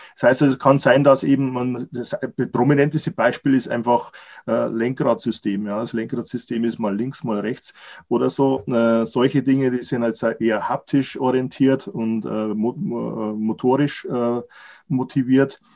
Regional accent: Germany; Wir als Deutsche

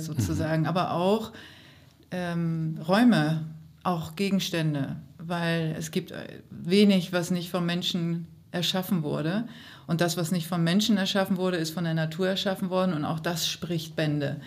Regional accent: Hamburg, Germany; als Hamburgerin

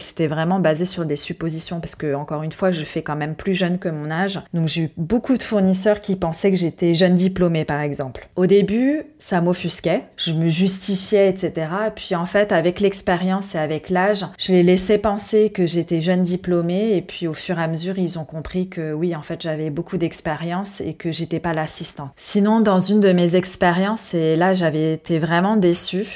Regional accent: France; je suis française

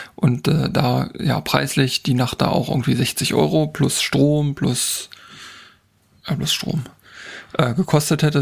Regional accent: Germany; also born or lived in Harz; bei uns in Deutschland

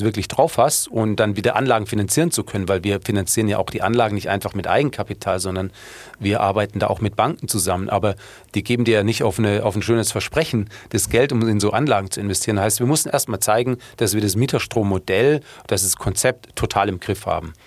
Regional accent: Munich, Bavaria, Germany; aber das Problem als Münchner ist ja dann

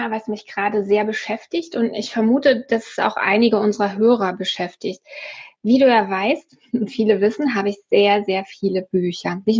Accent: Hamburg, Germany; aus Hamburg.

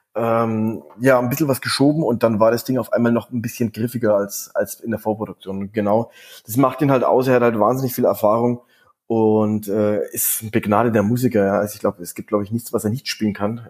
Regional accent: Franconia, Bavaria, Germany; wir sind ja aus Franken

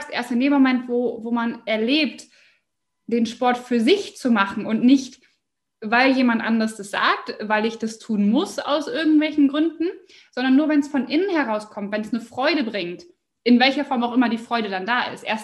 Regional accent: Osnabrück, Lower Saxony, Germany; Jawohl, also … ich komme aus Osnabrück bin jetzt 28 Jahre alt

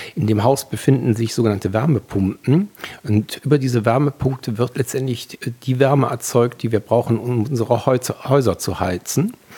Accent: Wuppertal, North Rhine-Westphalia, Germany; moved away as an adult; also born or lived in Langenfeld / Düsseldorf; Ich bin Elberfelder, geborener Elberfelder

